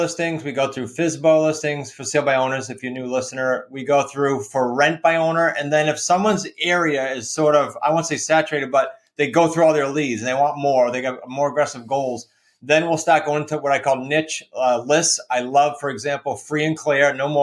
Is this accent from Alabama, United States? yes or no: no; Massachusetts, United States; accent: New England; moved away as an adult; now in Newport, United States; I grew up in Massachusetts and settled here like in 08.